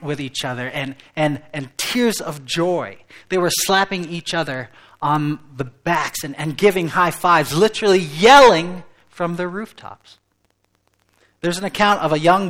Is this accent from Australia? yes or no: no; England, United Kingdom; moved away as an adult; now in West Michigan, United States; I was raised in England, but I've lived in West Michigan